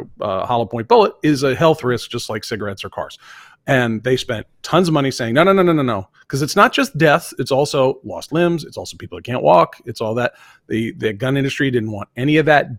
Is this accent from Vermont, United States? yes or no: yes; Vermont, United States; born or raised there; moved away